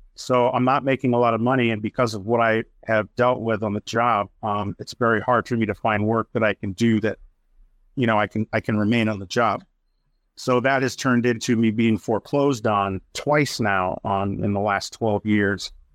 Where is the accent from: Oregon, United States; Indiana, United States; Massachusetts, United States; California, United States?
Massachusetts, United States; Worcester; in my hometown of Worcester, Mass.